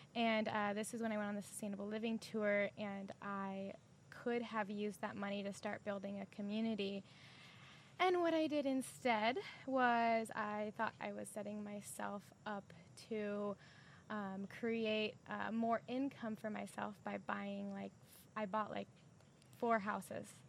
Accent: San Diego, California, United States; also born or lived in Sacramento; I'm from San Diego

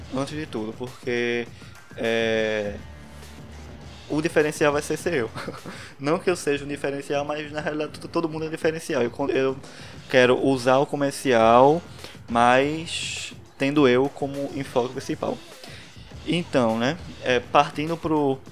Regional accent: Recife, Pernambuco, Brazil; Não sei se deu pra notar pelo sotaque, mas eu sou de Recife

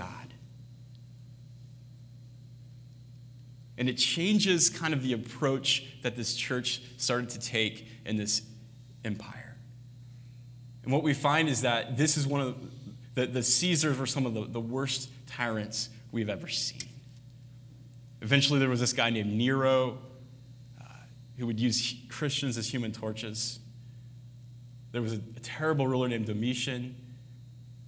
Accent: United States; we grew up in America

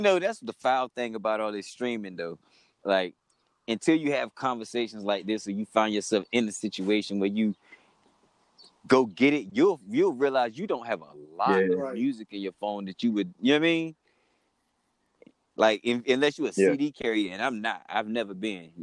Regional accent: Raleigh, North Carolina, United States; we from Raleigh

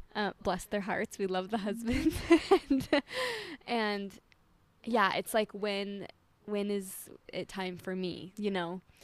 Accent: Utah, United States; moved away; I'm from Utah

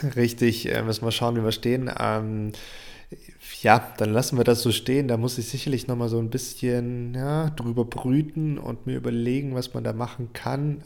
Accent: Germany; hier bei uns in Deutschland

